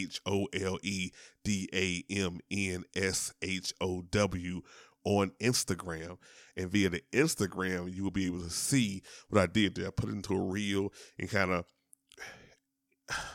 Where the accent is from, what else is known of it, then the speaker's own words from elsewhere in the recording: Shreveport, Louisiana, United States; I am from Louisiana. Shout out to Shreveport